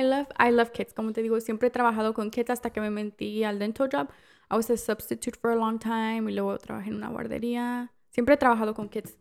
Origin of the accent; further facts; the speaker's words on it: Mexico; now in United States; soy la única mexicana